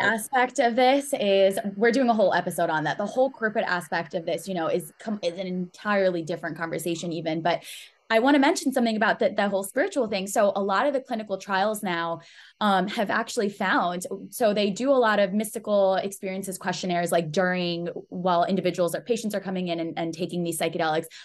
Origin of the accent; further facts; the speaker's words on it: United States; I'm Pakistani, and so I have, um, this view of this Western society, right? Like, I've grown up here in the U S